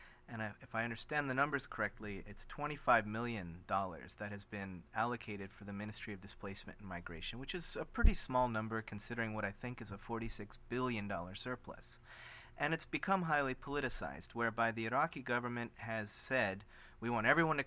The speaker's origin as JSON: {"language": "English", "country": "United States", "said": "as an American"}